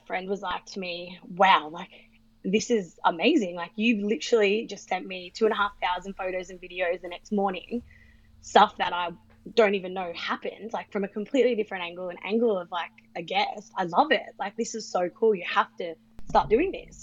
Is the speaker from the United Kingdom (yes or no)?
no; Sydney, New South Wales, Australia; I'm 29 and from Sydney.